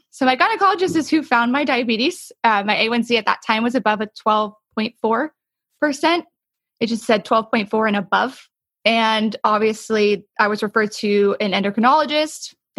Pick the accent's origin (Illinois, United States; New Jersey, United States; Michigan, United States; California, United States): New Jersey, United States; born there; now in Texas, United States; I was born in New Jersey. I didn't live there for too long. I'm a military brat. That's what brought me to Texas